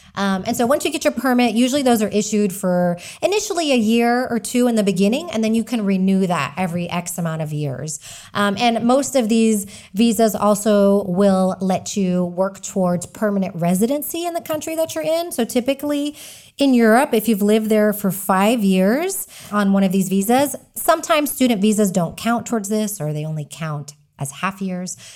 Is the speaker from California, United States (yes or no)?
no; Texas, United States; moved away as an adult; now in Spain; I am an American. I'm from Texas, living in Spain